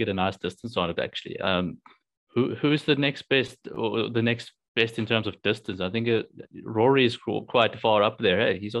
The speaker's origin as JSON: {"language": "English", "country": "South Africa", "said": "I'm South African"}